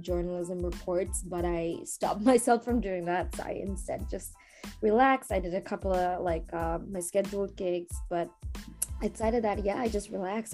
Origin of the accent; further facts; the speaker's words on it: Bangladesh; now in New York, United States; when I was growing up in Bangladesh